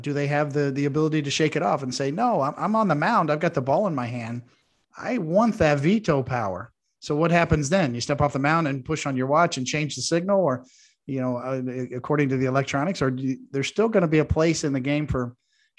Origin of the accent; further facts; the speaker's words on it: Kansas, United States; when I grew up in Kansas